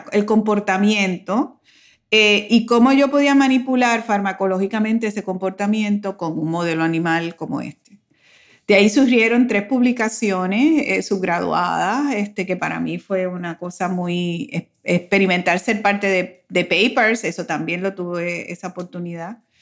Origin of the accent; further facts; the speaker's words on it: Puerto Rico; moved away as an adult; also born or lived in United States; para nosotros los puertorriqueños, el migrar a los Estados Unidos tiene una doble connotación